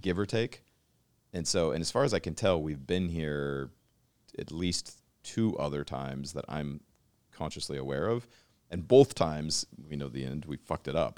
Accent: Pacific Northwest, United States; we grew up together in the Pacific Northwest and shared the same childhood

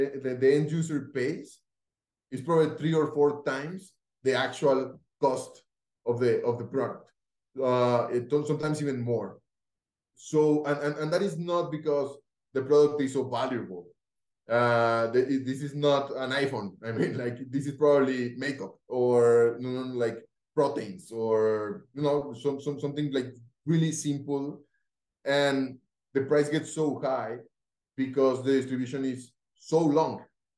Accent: Cali, Valle del Cauca, Colombia; English is a second language; Felipe, Juan Martin, they are from my hometown in Cali. We all went to study to school together with the founders from Rappi

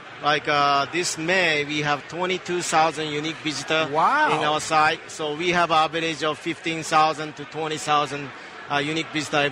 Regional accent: Japan; now in Columbus, United States; I'm from Japan

